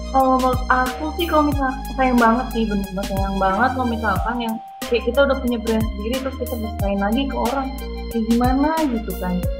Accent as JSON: {"language": "Indonesian", "region": "Jakarta", "country": "Indonesia", "said": "aku dari Jakarta"}